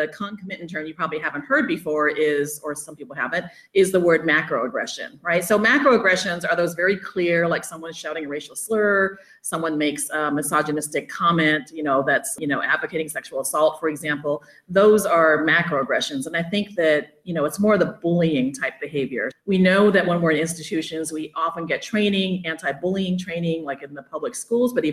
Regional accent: Oakland, California, United States; moved away as an adult; also born or lived in Arizona / Oklahoma / Michigan / Hayward, California; I grew up in Oakland and Hayward area here in the Bay Area

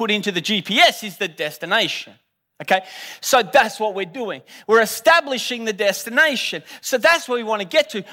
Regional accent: Australia; I'm Australian

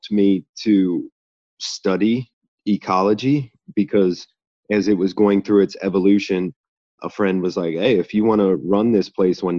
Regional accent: Cincinnati, Ohio, United States; I was born and raised in Cincinnati, Ohio

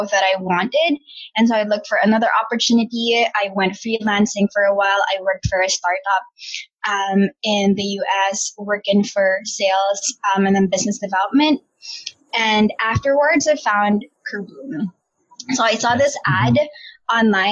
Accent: Baguio, Cordillera Administrative Region, Philippines; moved away as an adult; also born or lived in Manila; when I graduated from college, I came from Baguio City

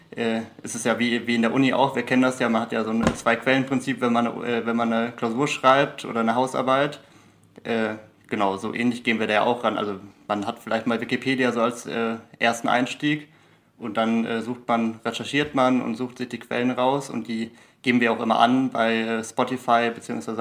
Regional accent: Germany; Deutscher bin ich ja in jedem Fall

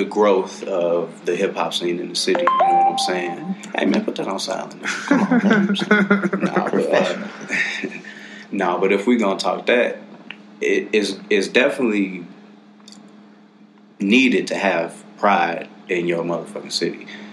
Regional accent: Colorado Springs, Colorado, United States; now in Denver, United States; I'm a Gary nigga from Colorado Springs

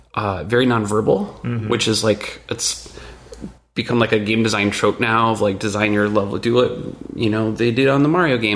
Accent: Michigan, United States; Rural Michigan.

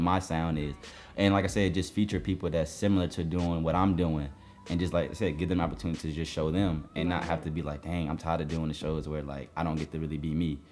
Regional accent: New Jersey, United States; also born or lived in Jamaica (ancestry); now in Atlanta, United States; I'm from Jersey

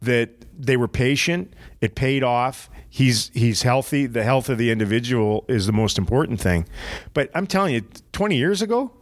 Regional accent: Prince George, British Columbia, Canada; growing up in Prince George

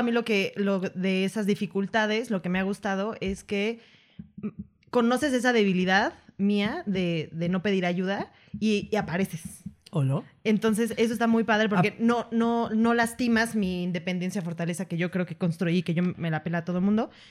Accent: Atizapán de Zaragoza, State of Mexico, Mexico; yo soy una presencia de Atizapán de Zaragoza, Estado de México, güey.

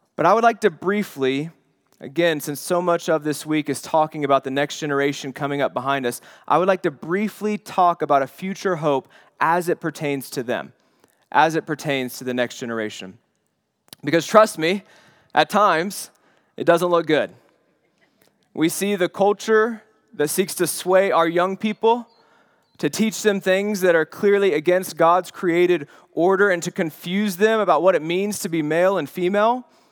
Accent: the Bible Belt, United States; my childhood was growing up in the Bible Belt

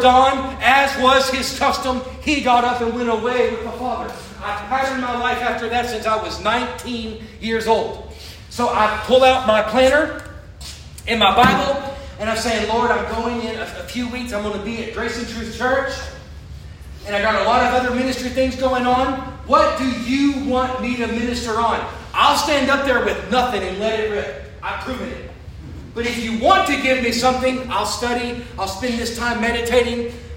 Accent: Florida, United States; I'm from Florida

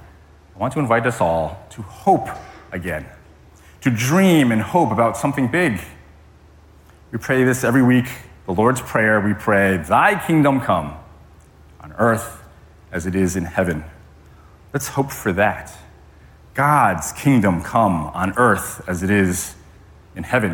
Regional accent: Connecticut, United States; now in Hawaii, United States; I grew up in Connecticut, as many of you know, which is very different than living and growing up in Hawaii.

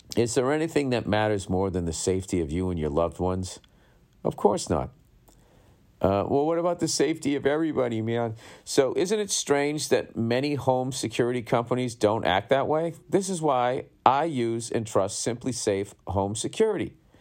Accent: Boston, Massachusetts, United States; growing up in Boston

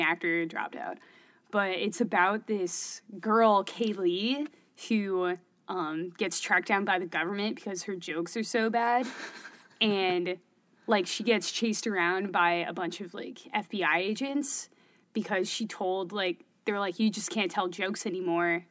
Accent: Berkeley, California, United States; accent: Californian; moved away as an adult; now in Syracuse, United States; I'm from the Bay Area in California. I'm born in Berkeley

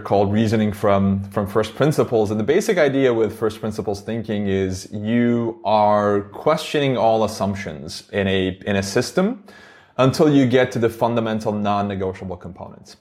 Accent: Istanbul, Turkey; English is a second language; moved away as an adult; now in United States; I grew up in Istanbul, Turkey.

